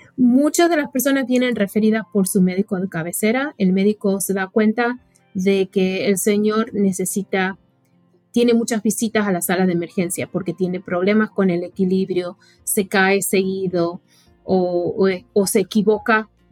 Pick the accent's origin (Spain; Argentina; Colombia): Argentina; now in United States; yo crecí en Argentina